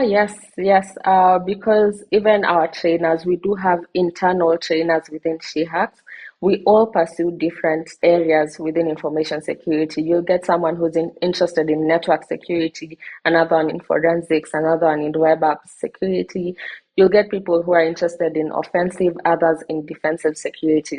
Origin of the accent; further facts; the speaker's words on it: Kenya; I am from Kenya. I live in Kenya and I'm based in Kenya.